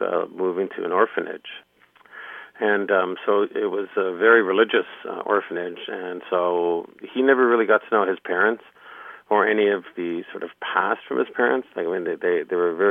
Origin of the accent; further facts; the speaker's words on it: Toronto, Ontario, Canada; She met my dad and moved to a big city, Toronto, and we grew up sort of in the Lower East Side in Toronto